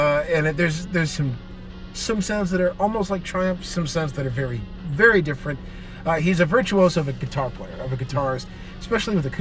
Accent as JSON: {"language": "English", "town": "Detroit", "region": "Michigan", "country": "United States", "tie": "born or raised there", "said": "Growing up in Detroit, you know, I always heard the rock stations from Canada"}